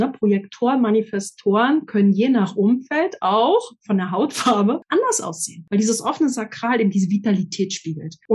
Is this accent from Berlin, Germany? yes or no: yes; Berlin, Germany; ich bin in Berlin groß geworden, mit 14 schon ziemlich viel gesehen und ausprobiert.